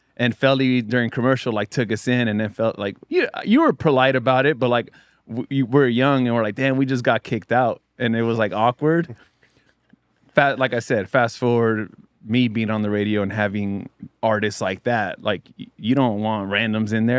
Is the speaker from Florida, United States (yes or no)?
no; South Bay, California, United States; I grew up in the South Bay